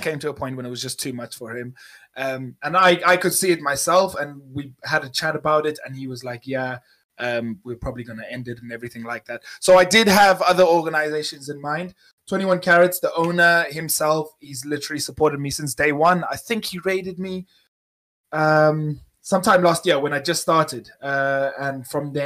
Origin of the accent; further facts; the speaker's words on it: South Africa; moved away as an adult; now in United Kingdom; I'm 24 years old, born and raised in South Africa.